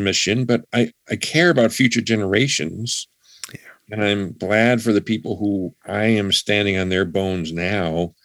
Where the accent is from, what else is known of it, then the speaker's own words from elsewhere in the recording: Buffalo, New York, United States; now in Massachusetts, United States; I grew up in Buffalo